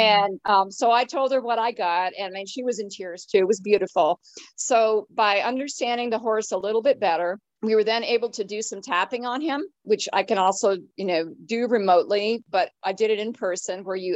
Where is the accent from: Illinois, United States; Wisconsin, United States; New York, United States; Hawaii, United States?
New York, United States; upstate; moved away; I was up in my hometown, which is upstate New York